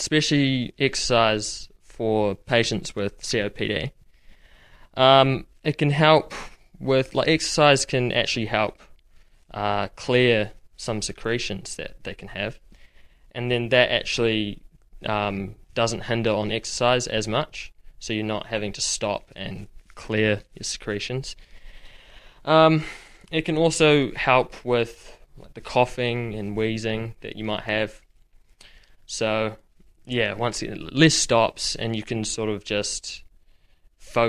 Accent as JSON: {"language": "English", "town": "Rotorua", "region": "Bay of Plenty", "country": "New Zealand", "moved": "yes", "lives_now": "Dunedin, New Zealand", "said": "I'm originally from Rotorua."}